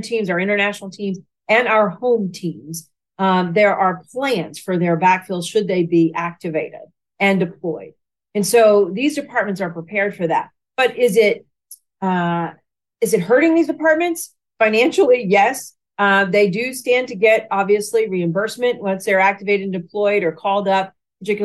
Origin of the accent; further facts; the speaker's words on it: Watertown, Tennessee, United States; also born or lived in Lebanon, Tennessee / Memphis, Tennessee; I grew up in the Nashville, Tennessee area. So I was born in Lebanon, Tennessee, which is just east of Nashville. So grew up, went to high school there in a very small town called Watertown, Tennessee